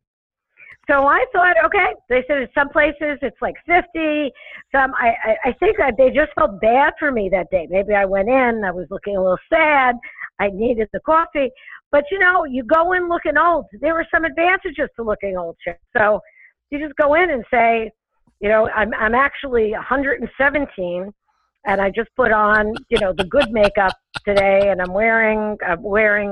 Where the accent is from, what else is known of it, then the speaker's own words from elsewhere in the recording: New York City, New York, United States; accent: New York; moved away as an adult; also born or lived in Long Island; now in Connecticut, United States; I'm from Brooklyn, New York, originally, which I think everybody who has ever been to New York for more than 3 hours can hear it in my voice, despite the fact that I've lived in Connecticut for 30 years